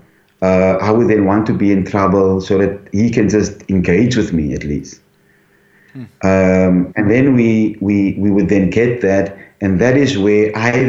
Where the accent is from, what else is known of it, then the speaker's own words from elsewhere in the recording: Cape Town, Western Cape, South Africa; also born or lived in Elsies River; I was born in St. Monica's home in Cape Town, Scotch Kloof.